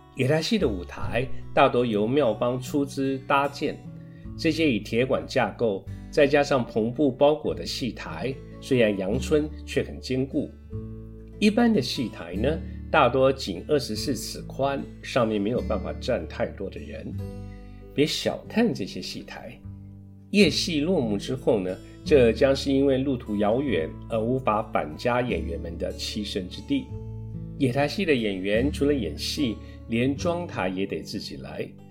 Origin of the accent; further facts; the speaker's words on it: Tainan, Taiwan; 我是台南人，从小在台南长大